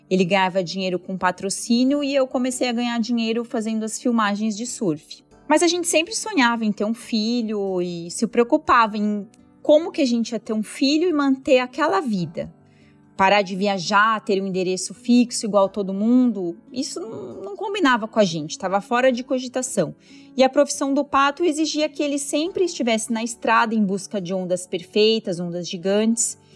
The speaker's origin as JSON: {"language": "Portuguese", "area": "ABC Paulista", "region": "São Paulo", "country": "Brazil", "tie": "born or raised there", "also_born_or_lived": "Hawaii", "moved": "yes", "said": "Eu morava no ABC Paulista, mas sonhava em viver no litoral."}